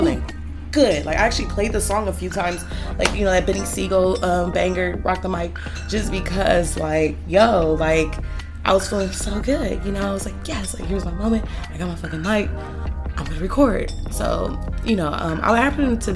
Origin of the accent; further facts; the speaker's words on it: Los Angeles, California, United States; I'm from Los Angeles, you know, born and raised